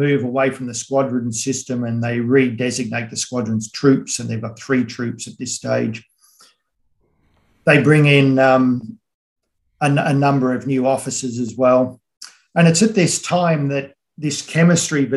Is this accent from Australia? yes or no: yes; Australia